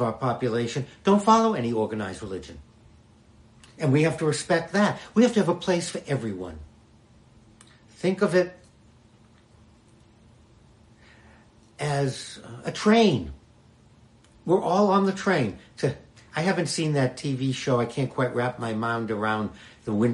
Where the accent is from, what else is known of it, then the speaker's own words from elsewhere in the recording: Boston, Massachusetts, United States; When I grew up in Boston